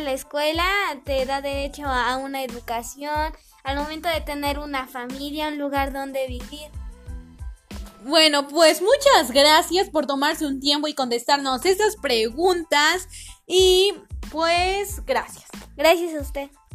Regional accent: Mexico

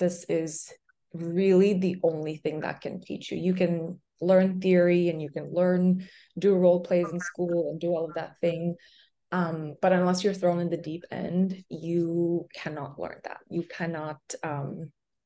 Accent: Pakistan; moved away as an adult; also born or lived in Boston, United States; now in New York, United States; I'm from Pakistan, so I went back home

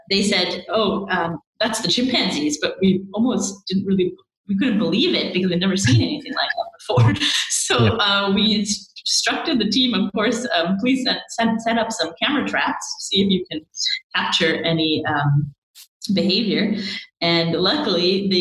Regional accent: Vancouver, British Columbia, Canada; growing up in Vancouver, you're often surrounded by amazing, amazing natural scenery

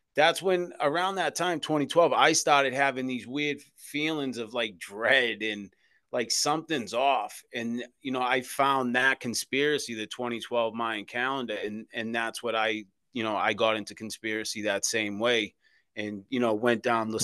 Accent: Boston, Massachusetts, United States; born or raised there

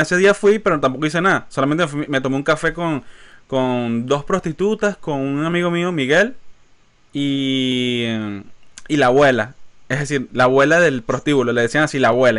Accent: Maracay, Aragua, Venezuela; now in United States; somos de Maracay, somos de Maracay, Venezuela

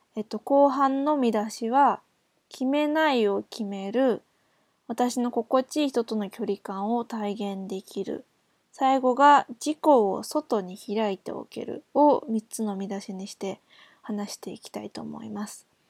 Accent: Japan; 日本人も何人まあ私含めて2人

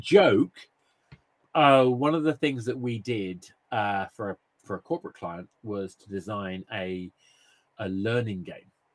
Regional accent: March, East of England, United Kingdom; now in London, United Kingdom; I, grew up in a, a, lovely place called March. It's a small town

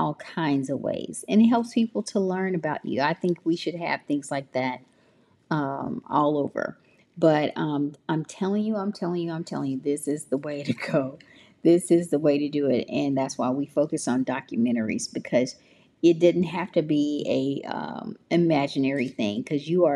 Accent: Memphis, Tennessee, United States; I am from Memphis. So I am a Memphis baby

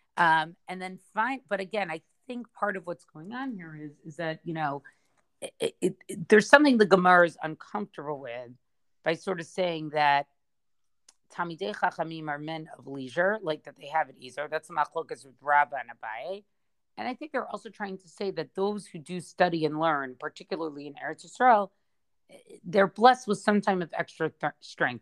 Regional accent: United States; I'm speaking as an American

